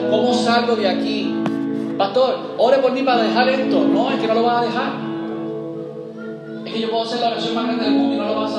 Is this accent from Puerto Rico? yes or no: yes; Puerto Rico; regresamos porque nos dio la gana, como puertorriqueño.